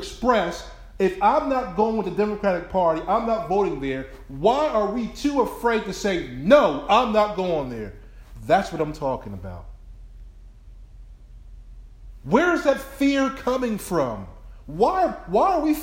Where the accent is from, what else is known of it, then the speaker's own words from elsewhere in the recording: Willingboro, New Jersey, United States; moved away; my own city I grew up in New Jersey, Willingboro, New Jersey